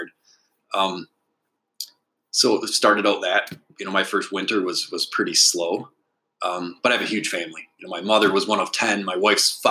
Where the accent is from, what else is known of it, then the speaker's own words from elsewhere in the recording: Alpena, Michigan, United States; I was born in Alpena, so I'm definitely a native. I went to Alpena High School